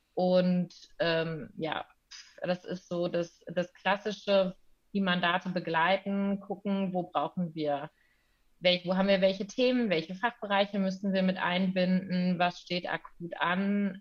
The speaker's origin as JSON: {"language": "German", "town": "Cologne", "region": "North Rhine-Westphalia", "country": "Germany", "tie": "born or raised there", "also_born_or_lived": "Münster", "said": "ich komme aus Köln ursprünglich, ähm, bin jetzt auch wieder in Köln"}